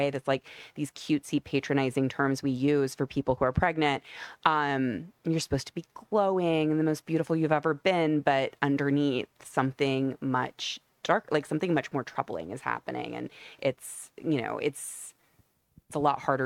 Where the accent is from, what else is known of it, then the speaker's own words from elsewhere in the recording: Omaha, Nebraska, United States; I'm from the Midwest, and we don't have anything like the Hamptons in Omaha, Nebraska, where I'm from.